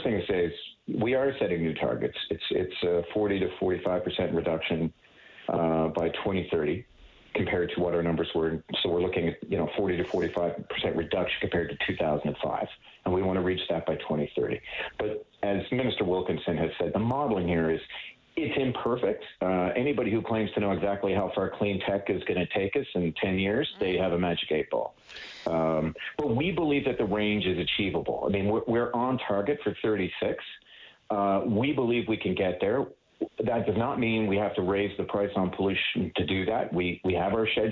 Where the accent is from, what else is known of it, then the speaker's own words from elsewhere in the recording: Newfoundland and Labrador, Canada; I grew up in Labrador in the north